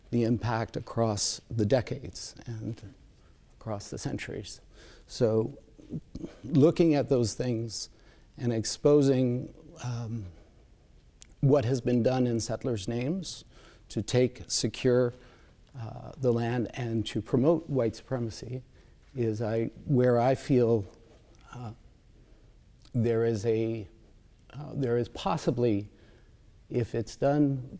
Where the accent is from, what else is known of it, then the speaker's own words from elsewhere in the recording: Saskatoon, Saskatchewan, Canada; moved away; also born or lived in Puslinch Township, Ontario; I was raised mostly in Treaty 6 territory in Saskatoon, but I was born not far from here in Puss Lynch Township